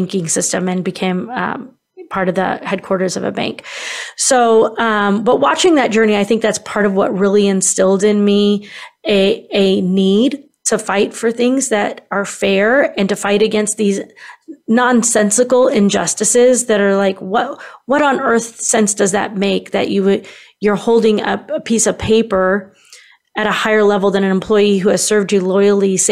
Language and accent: English; Kansas City, Missouri, United States; now in St. Louis, United States; I grew up actually in Kansas City, which is on the western side of Missouri. Many people think it's in Kansas, but where I lived was Kansas City, Missouri.